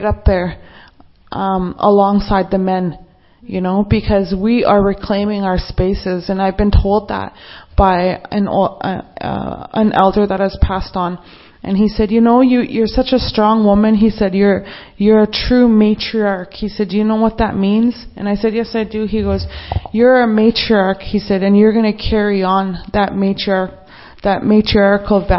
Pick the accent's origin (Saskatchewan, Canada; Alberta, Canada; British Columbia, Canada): Saskatchewan, Canada; Treaty 4 territory; I'm from the Treaty 4 territory